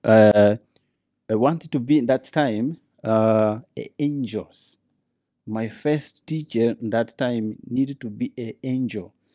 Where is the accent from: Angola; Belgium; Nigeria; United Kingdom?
Angola; Luanda, Luanda Province; English is a second language; I was born in Luanda, the capital city of Angola.